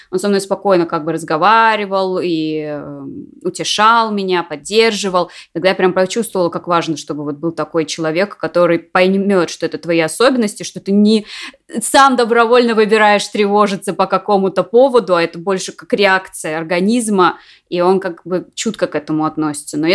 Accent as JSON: {"language": "Russian", "country": "France", "said": "когда я улетала домой, я из Франции"}